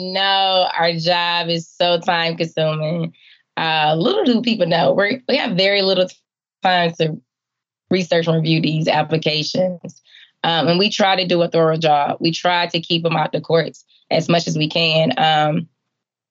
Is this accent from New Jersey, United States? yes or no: no; Atlanta, Georgia, United States; Growing up in Atlanta, the CDC was everything I knew about science